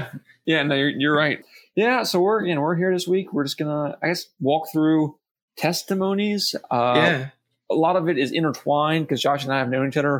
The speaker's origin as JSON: {"language": "English", "town": "Norfolk", "region": "Virginia", "country": "United States", "tie": "born or raised there", "also_born_or_lived": "Chesapeake, Virginia", "said": "I know for a fact I was born in Norfolk. I know what hospital I was born in. I knew the time I was born at."}